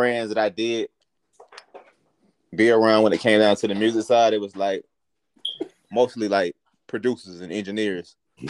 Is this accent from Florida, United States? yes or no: yes; Tallahassee, Florida, United States; The first song I did was at Riley Elementary School here in Tallahassee, Florida.